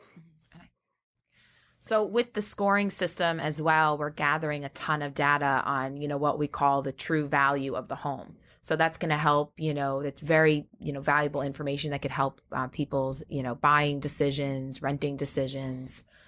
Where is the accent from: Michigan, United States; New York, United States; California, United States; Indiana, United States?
New York, United States; Great Neck; I'm from Long Island, Great Neck